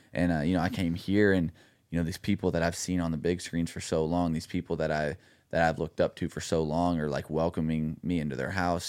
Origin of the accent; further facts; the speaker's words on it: Dallas, Texas, United States; moved away as an adult; also born or lived in Los Angeles; now in Nashville, United States; my hometown in Dallas